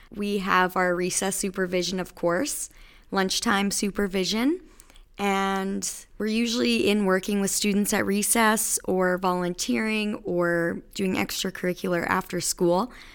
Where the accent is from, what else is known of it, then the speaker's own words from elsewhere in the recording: Battlefords area, Saskatchewan, Canada; moved away as an adult; also born or lived in Regina; now in Moose Jaw, Canada; I am actually from the Battle Fords area. I finished high school and went to University of Regina